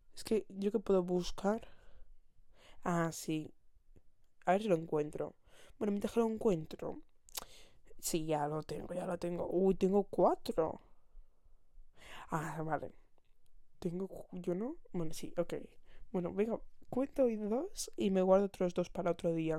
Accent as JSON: {"language": "Spanish", "town": "Barcelona", "region": "Catalonia", "country": "Spain", "said": "yo vivo, bueno, vivo, soy y, de momento no me voy a ir. Soy de Barcelona"}